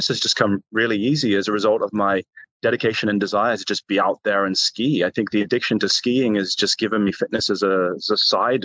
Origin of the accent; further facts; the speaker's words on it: England, United Kingdom; I'm English born and raised